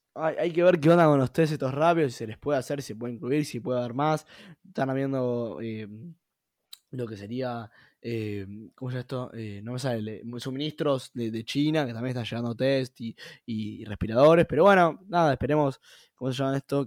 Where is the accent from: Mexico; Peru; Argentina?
Argentina; soy un argentino más